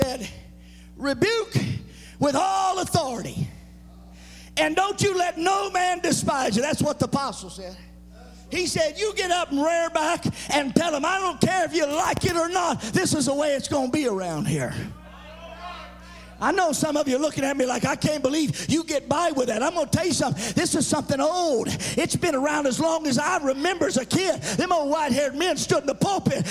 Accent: the South, United States; I'm from the South

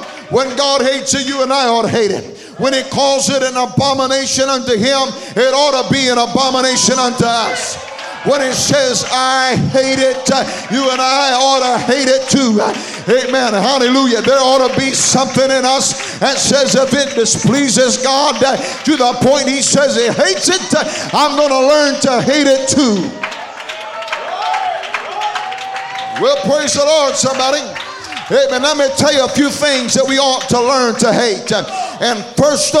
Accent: Atlanta, Georgia, United States; I come from the Atlanta area

